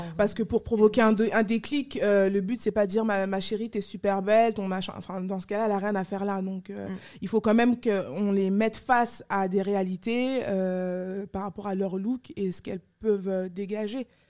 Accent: France; also born or lived in Yaoundé, Cameroon; je suis née au Cameroun, à Yaoundé. Euh, je suis arrivée en France à l'âge de 8 mois

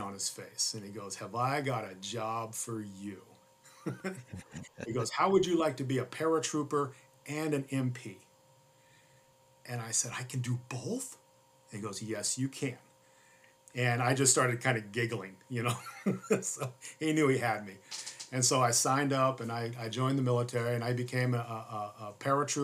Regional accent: Mesa, Arizona, United States; also born or lived in Phoenix / Spokane, Washington; I'm a third generation Arizonan. I was born and raised right here in Phoenix.

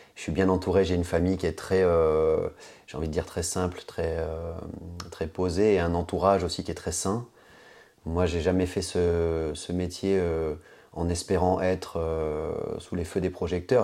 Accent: Guadeloupe, France; also born or lived in Dakar, Senegal / Bamako, Mali / south-west France; je suis parti euh, à l'âge de 10 ans et demi à peu près m'installer en Guadeloupe où ma maman vit euh, depuis 30 ans et donc euh, où j'ai grandi, j'ai fait collège, lycée, fac en Guadeloupe

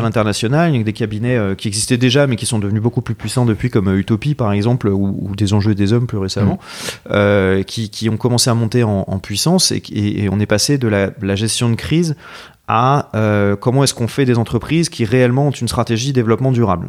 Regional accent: Marseille, Provence-Alpes-Côte d'Azur, France; moved away as an adult; also born or lived in south of France / Paris; je suis de Marseille. Euh, euh, euh, j'ai, d'ailleurs, j'ai fait mon école de commerce là-bas. En fait, j'ai, j'ai grandi un peu partout dans le sud, mais, mais j'ai, passé pas mal de temps à Marseille

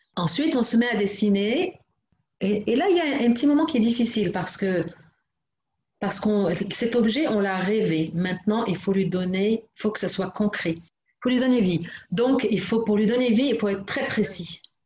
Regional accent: Morocco; chez nous au Maroc

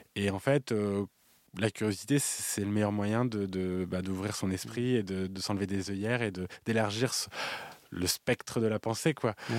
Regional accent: France; Nous, on a une culture du cabaret en France

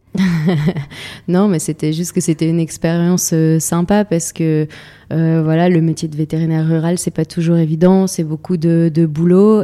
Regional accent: Lille, Hauts-de-France, France; moved away as an adult; also born or lived in Zambia / Pas-de-Calais; je suis de Lille, donc je suis une fille euh, citadine à la base

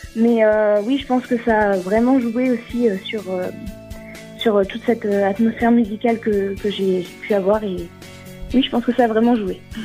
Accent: Vichy, Auvergne-Rhône-Alpes, France; J'ai 20 ans, je viens de Vichy, en Allier, dans l'Auvergne

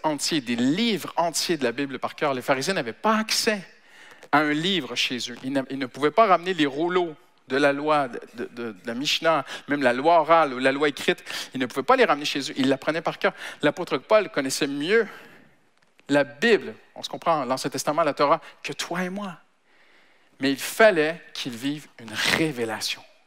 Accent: Canada; now in France; je suis Canadien d'origine

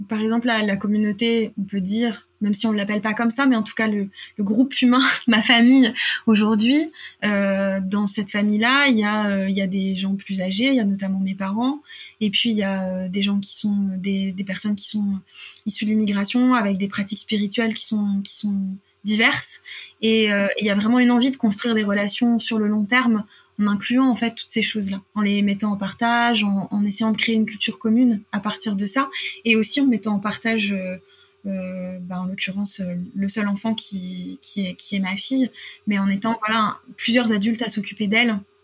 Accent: France; j'ai grandi en France euh, dans, un, dans une campagne

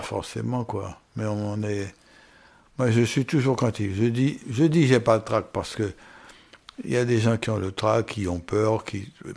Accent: French Guiana; moi, en tant que Guyanais

